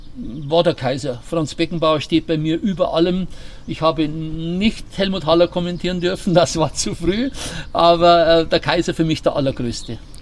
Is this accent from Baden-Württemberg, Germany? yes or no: no; Bavaria, Germany; accent: Bavarian; Ich habe absichtlich meinen Dialekt behalten